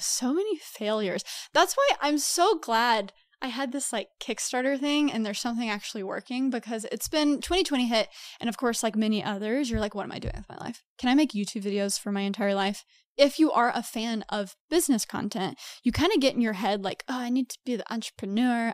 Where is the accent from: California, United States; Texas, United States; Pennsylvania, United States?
Texas, United States; moved away as an adult; also born or lived in New York; I'm from Texas originally. I lived in New York for five to six years